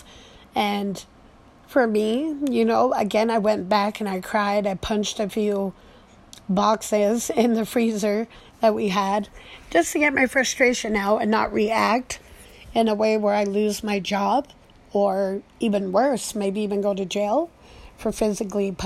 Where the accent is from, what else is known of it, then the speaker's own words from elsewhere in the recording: United States; growing up in a Tongan family, but American raised